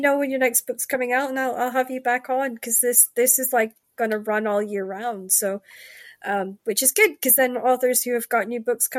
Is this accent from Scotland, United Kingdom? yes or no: yes; Scotland, United Kingdom; And growing up in Shetland, you have, depending what part of the island you were at, depended on the colour that you would see.